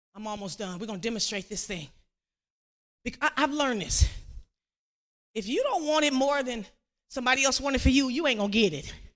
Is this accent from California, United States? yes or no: yes; Compton, California, United States; I grew up in Compton, graduated from Compton